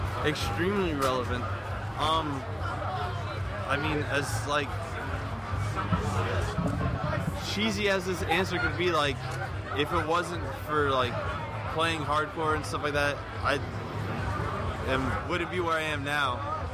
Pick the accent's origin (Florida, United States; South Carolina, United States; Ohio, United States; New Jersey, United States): Florida, United States; Tampa; Tampa, Florida.